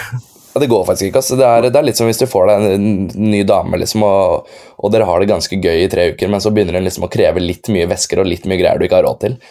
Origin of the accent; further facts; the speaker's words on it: Tjøme, Vestfold, Norway; jeg er jo fra Tjøme